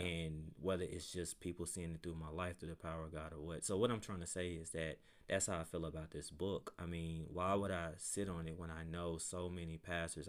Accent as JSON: {"language": "English", "town": "Pine Bluff", "region": "Arkansas", "country": "United States", "tie": "born or raised there", "moved": "as an adult", "lives_now": "Conway, United States", "said": "my, my hometown is Palm Bluff, Arkansas."}